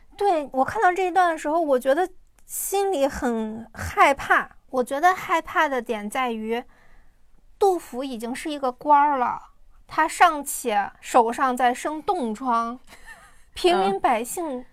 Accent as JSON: {"language": "Chinese", "region": "Shandong", "country": "China", "said": "我是一个山东人嘛"}